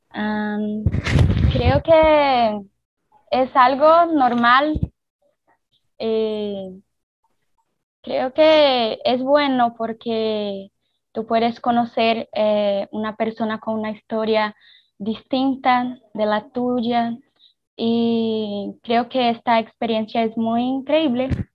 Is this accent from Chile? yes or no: no; Northeast Region, Brazil; Spanish is a second language; yo soy nordestina, creo que es una cosa distinta. Em, mi acento también